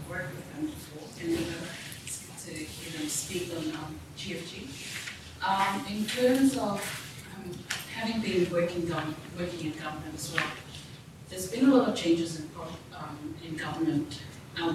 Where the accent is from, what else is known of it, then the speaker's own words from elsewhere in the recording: Vanuatu; I'm from Vanuatu.